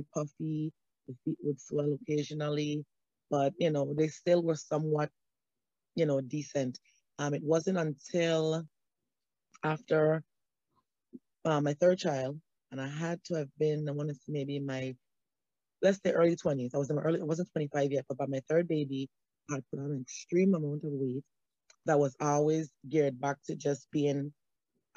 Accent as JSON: {"language": "English", "region": "St. Thomas", "country": "U.S. Virgin Islands", "moved": "as an adult", "said": "I'm originally from St. Thomas, U.S. Virgin Islands"}